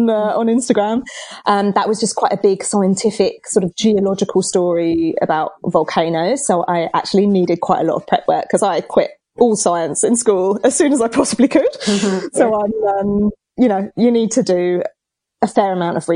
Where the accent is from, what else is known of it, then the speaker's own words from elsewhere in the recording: England, United Kingdom; now in Australia; I'm English